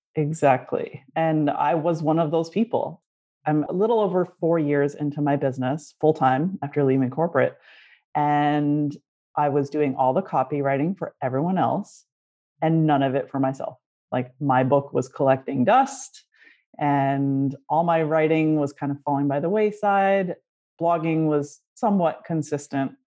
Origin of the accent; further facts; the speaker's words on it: Canada; Growing up in Canada, French is the official second language, so we had to take it in school